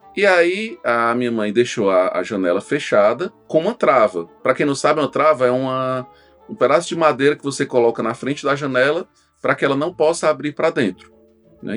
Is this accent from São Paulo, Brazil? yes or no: no; Itapajé, Ceará, Brazil; also born or lived in Russas; eu nasci em Russas, né? E, e eu vivi lá, apesar de ter, ter, crescido em Itapajé, eu vivi em Russas até os 5 anos de idade.